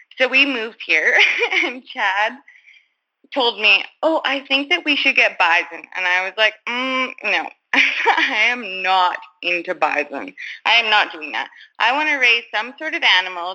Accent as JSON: {"language": "English", "region": "Alberta", "country": "Canada", "said": "I am from Maresorbe, Alberta"}